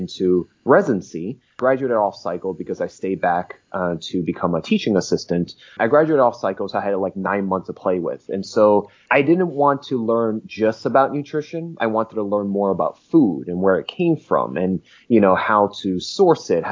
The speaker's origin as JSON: {"language": "English", "region": "New Jersey", "country": "United States", "tie": "born or raised there", "moved": "yes", "lives_now": "Los Angeles, United States", "said": "I'm an American, born and raised in New Jersey, born to immigrant parents. I'm based in Los Angeles right now"}